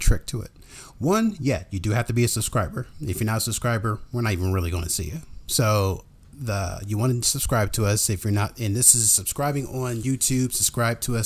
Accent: Columbus, United States; we're not from Brooklyn. We're from Columbus

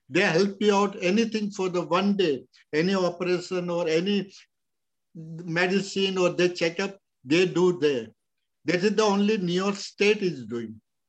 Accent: India; moved away; until now in 1 year I came from India, March 7th, I never went out any store.

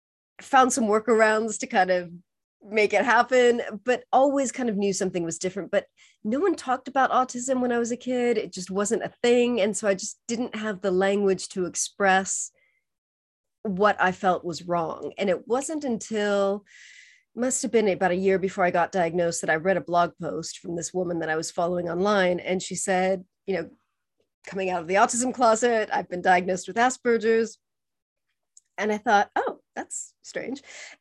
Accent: California, United States; also born or lived in Spain / Costa Rica / Mexico / Argentina; now in England; So I'm originally from California. I lived in several different countries. I studied abroad in Spain. I taught English in Costa Rica. I lived in Mexico for 8 years. Lived in Argentina for 5 years, spent lots of time in Chile.

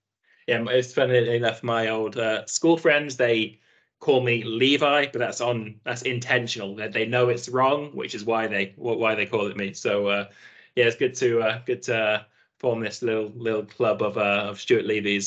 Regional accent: Nottingham, East Midlands, United Kingdom; also born or lived in Aberdeen, Scotland; I grew up in uh, in in Nottingham, uh, down in England

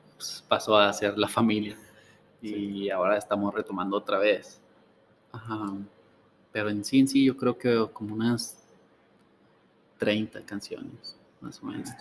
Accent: Ciudad Juárez, Chihuahua, Mexico; also born or lived in Gómez Palacio, Durango; Al año me trajeron mis papás para acá. Ah, pues, pues prácticamente, prácticamente soy de, de Juárez

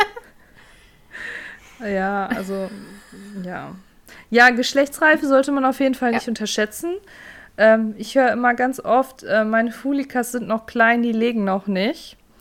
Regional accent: North Rhine-Westphalia, Germany; bei uns in Nordrhein-Westfalen

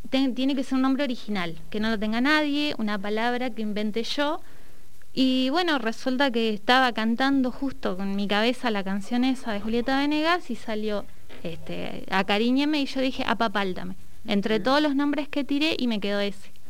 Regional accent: Neuquén, Argentina; soy neuquina, eh, nacida y criada, y mm, bueno, soy técnica gastronómica.

